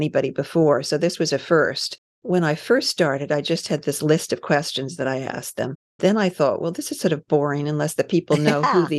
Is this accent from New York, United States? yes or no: yes; New York, United States; I grew up in New York, and I went to school in New York. I went away to boarding school and then college.